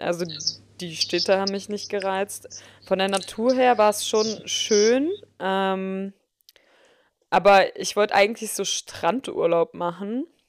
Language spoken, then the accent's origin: German; Germany; mit was für einem krassen Status wir halt auch äh, als Deutsche aufwachsen